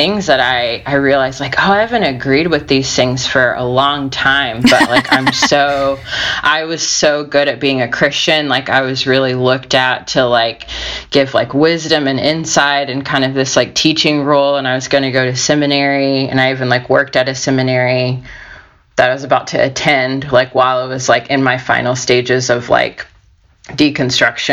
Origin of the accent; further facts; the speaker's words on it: United States; also born or lived in Georgia, United States; I grew up in Alabama and Georgia